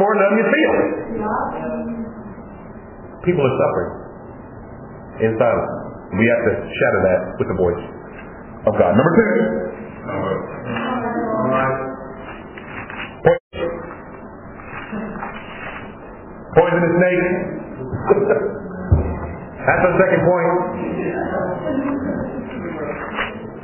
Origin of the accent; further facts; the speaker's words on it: Los Angeles, California, United States; I'm from Los Angeles, California. Well, originally I'm from Africa, but that's 400 years ago.